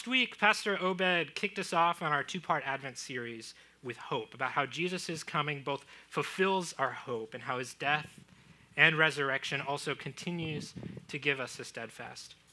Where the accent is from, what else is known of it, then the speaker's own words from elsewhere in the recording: Florida, United States; moved away; I grew up in Florida. I had alligators in my backyard